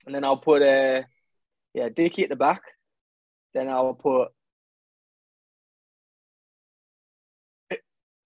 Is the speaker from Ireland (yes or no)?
no; Australia; accent: Australian; moved away as an adult; also born or lived in Canberra, Australia / Gold Coast, Australia; now in London, United Kingdom; I grew up in Canberra because my sister was at the AIS. And then when she stopped, my mum and I moved back to the Gold Coast